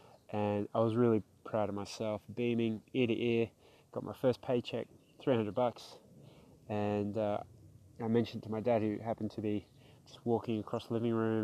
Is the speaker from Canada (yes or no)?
no; South Australia, Australia; also born or lived in Melbourne, Victoria, Australia; managed to arrive to Australia, where we grew up in South Australia, eventually settling in the western suburbs of Melbourne